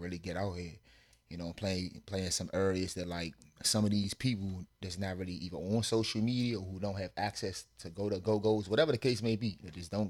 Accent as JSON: {"language": "English", "town": "Washington", "region": "District of Columbia", "country": "United States", "tie": "born or raised there", "said": "I grew up in the Washington, D.C. area."}